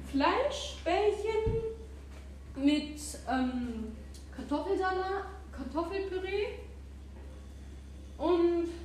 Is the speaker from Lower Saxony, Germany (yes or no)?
no; Hesse, Germany; accent: Hessisch; ich spreche Hessisch